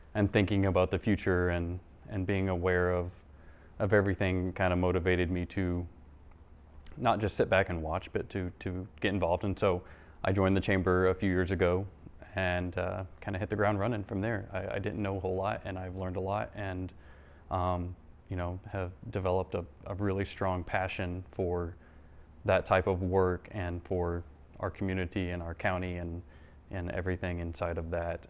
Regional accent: Doniphan, Missouri, United States; born and raised in Doniphan, and, uh, grew up here.

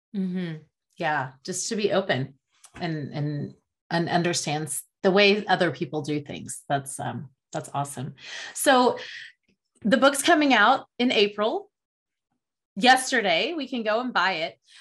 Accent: Oklahoma, United States; I grew up in Oklahoma in the south central area of the United States

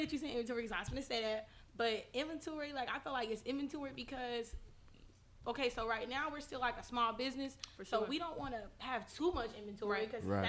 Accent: Indianapolis, Indiana, United States; we was born and raised in Indianapolis, y'all. Born and raised, like, we ain't never lived nowhere else.

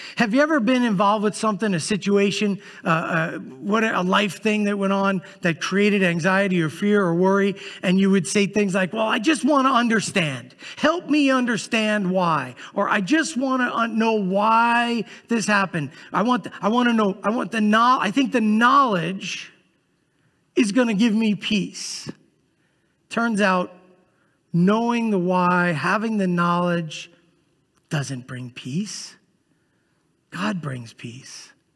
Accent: New York City, New York, United States; moved away; I grew up in Brooklyn, New York

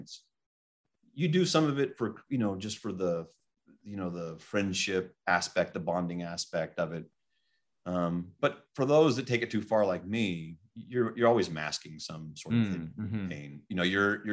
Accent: Fresno, California, United States; also born or lived in Placerville, El Dorado County, California; I was raised in Fresno

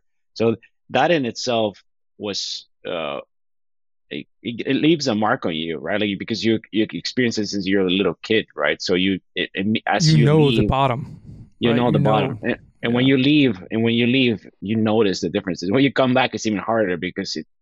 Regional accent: Bolivia; moved away as an adult; now in United States; I was born in the U.S., but I was raised in Bolivia.

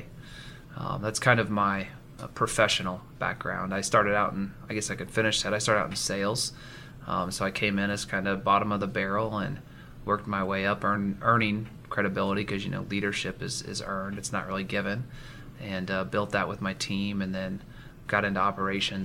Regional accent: Marion, Indiana, United States; also born or lived in Seattle, Washington; I was born and raised in Marion, Indiana.

